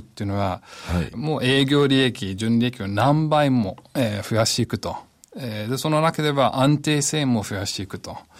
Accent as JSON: {"language": "Japanese", "region": "California", "country": "United States", "tie": "born or raised there", "second_language": "Japanese", "moved": "yes", "lives_now": "Japan", "said": "私はカリフォルニア出身"}